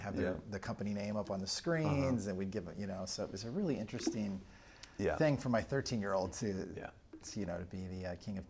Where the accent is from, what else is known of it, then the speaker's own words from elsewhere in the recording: Alton, Illinois, United States; I'm from Alton, Illinois. So you and I are Illinois guys.